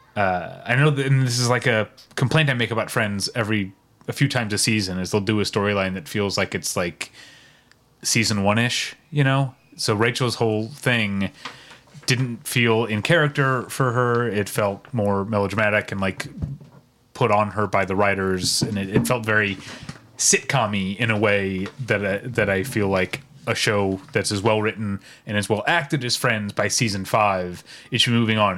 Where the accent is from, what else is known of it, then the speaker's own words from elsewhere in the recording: Midwest, United States; as a Midwesterner